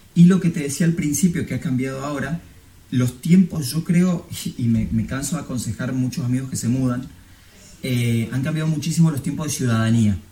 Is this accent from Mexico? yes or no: no; Argentina; moved away as an adult; now in Spain; por mi familia, por un abuelo, como la mayoría de los argentinos